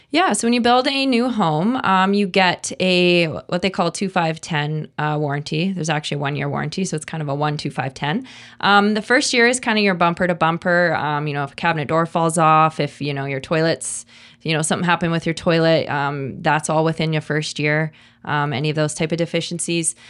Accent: Kelowna, British Columbia, Canada; I was born in Kelowna, and my kids were born here, and, you know, I left for a very, very short period of time, and I hope, uh, I hope to never leave

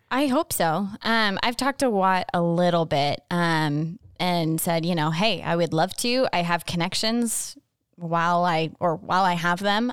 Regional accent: Phoenix, Arizona, United States; I grew up in North Phoenix

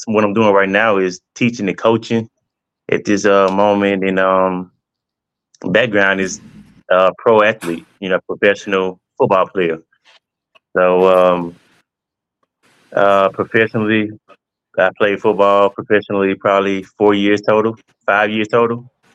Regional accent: Monticello, Mississippi, United States; from Mississippi, Monticello, Mississippi, a small town

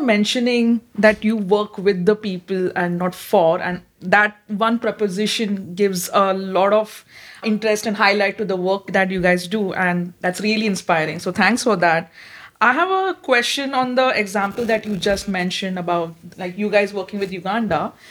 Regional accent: India; moved away as an adult; now in Netherlands; I'm Indian working at Drift as a PhD researcher

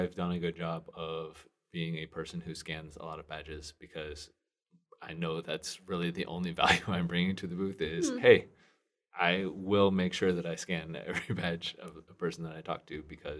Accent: West Coast, United States; because I wanted to go to Anaheim because I'm from the West Coast and it's a fun place to be.

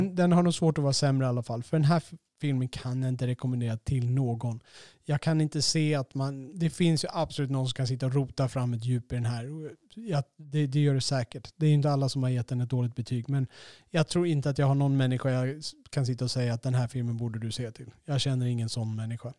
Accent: Sweden; vår stereotyp som svenskar

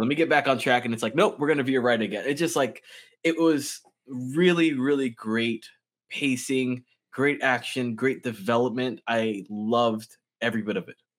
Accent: West Palm Beach, Florida, United States; I've lived in Florida all my life, but I've only lived in, like, this small radius my entire life.

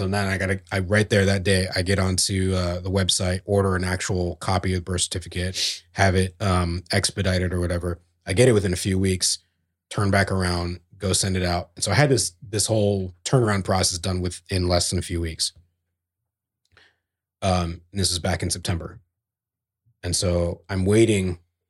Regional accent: New Jersey, United States; born there; I'm a citizen, damn it. Yeah. I was born in New Jersey.

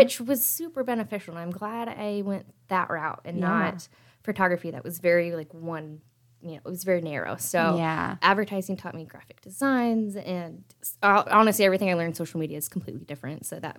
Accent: Muncie, Indiana, United States; moved away as an adult; now in Indianapolis, United States; I am a local photographer here in Indianapolis. I'm originally from Muncie. I went to Ball State.

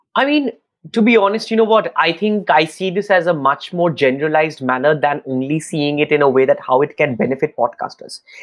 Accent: Kolkata, West Bengal, India; I'm in uh, Kolkata in my hometown in India

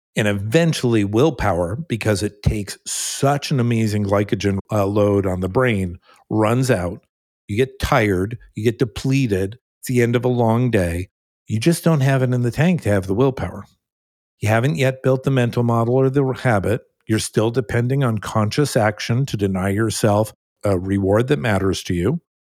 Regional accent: California, United States; also born or lived in New Jersey; at the age of six, I moved to California, my, well, my family moved to California, I, I went along with them

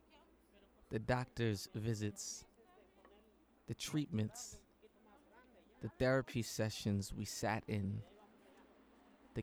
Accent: New York City, New York, United States; I come from St. James and Fulton, C train Clinton Washington stop

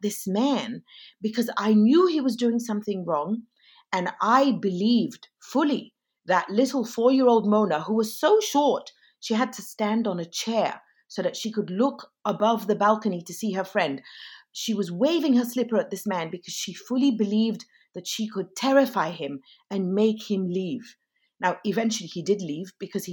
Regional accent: Egypt; now in New York City, United States; being born and raised in Egypt

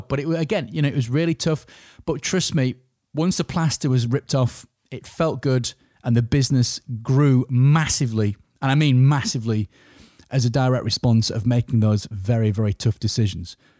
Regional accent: Yorkshire and the Humber, United Kingdom; I'm a Yorkshireman

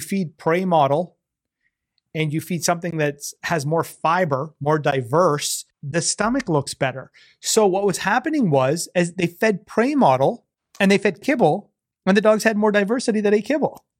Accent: Canada; being a Canadian

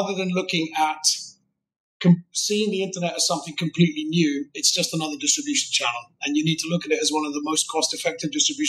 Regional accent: United Kingdom; accent: British; I'm British

